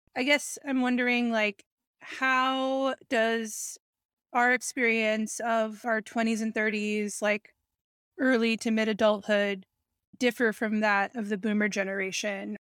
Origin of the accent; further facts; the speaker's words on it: New York City, New York, United States; I was raised in New York City